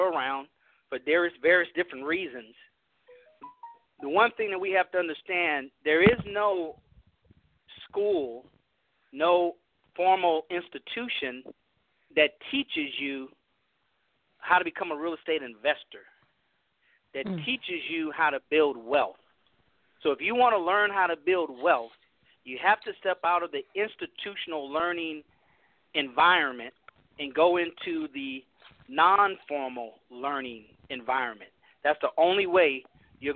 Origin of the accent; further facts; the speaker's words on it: California, United States; moved away as an adult; also born or lived in San Francisco / Houston, Texas; I grew up middle class black in California, integrated.